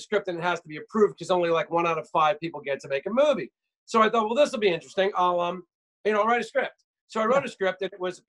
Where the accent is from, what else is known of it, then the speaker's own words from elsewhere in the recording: southern New Jersey, United States; moved away as an adult; also born or lived in Washington, D.C.; I grew up in southern New Jersey, on the beach, basically